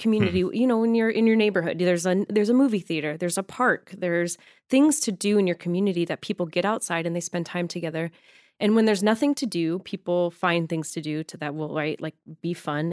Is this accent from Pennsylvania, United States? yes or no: no; Arizona, United States; also born or lived in Michigan; now in Los Angeles, United States; I grew up in Arizona